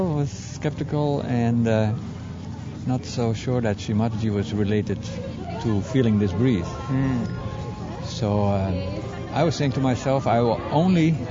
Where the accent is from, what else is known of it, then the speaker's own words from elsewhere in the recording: Belgium; I am from Belgium